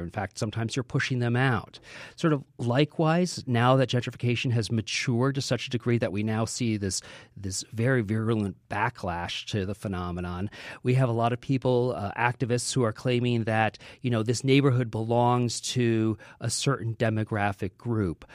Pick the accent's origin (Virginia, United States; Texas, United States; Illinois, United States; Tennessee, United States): Illinois, United States; Chicago; moved away as an adult; now in New York, United States; growing up in Chicago in the seventies and the eighties